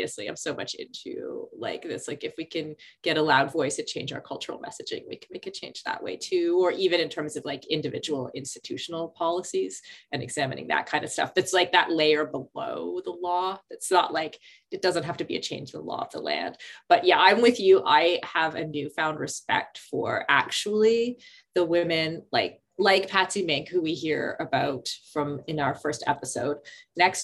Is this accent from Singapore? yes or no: no; Canada; when I was a kid growing up